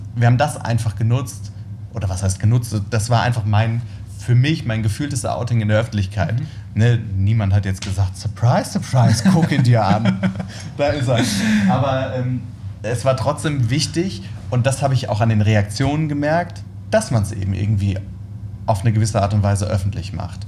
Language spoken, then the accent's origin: German; Worms, Rhineland-Palatinate, Germany; ich komme ja aus Worms